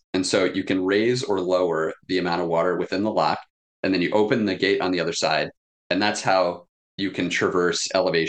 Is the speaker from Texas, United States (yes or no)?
no; Kansas, United States; I'm originally from Kansas, but my two half brothers lived up in the UP of Michigan.